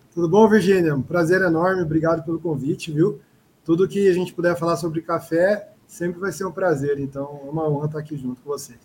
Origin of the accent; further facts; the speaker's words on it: Cuiabá, Mato Grosso, Brazil; sou um cuiabano, sou daqui do Mato Grosso, da capital